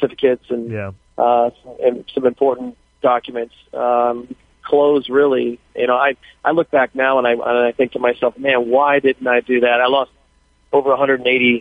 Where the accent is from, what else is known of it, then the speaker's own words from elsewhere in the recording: Thousand Oaks area, California, United States; my hometown, starting with the shooting at the borderline